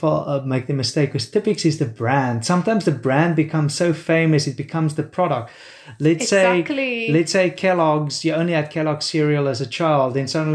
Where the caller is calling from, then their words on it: Australia; And because I'm talking from Australia, talking to them from Australia, they just presume I use Australian words.